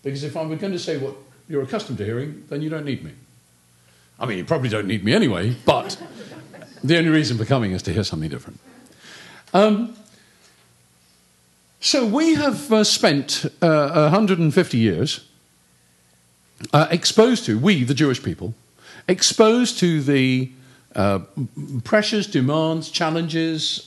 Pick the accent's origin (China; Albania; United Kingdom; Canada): United Kingdom; I'm British